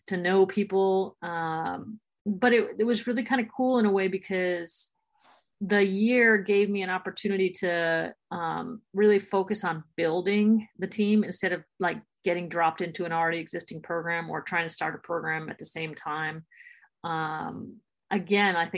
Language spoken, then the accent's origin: English; Florida, United States; I'm from Florida